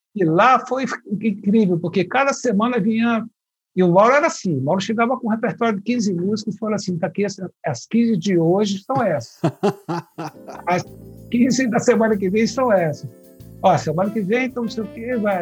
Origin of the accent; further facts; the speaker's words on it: Ceará, Brazil; moved away; also born or lived in Brasília / Olinda / Rio de Janeiro; eu sou cearense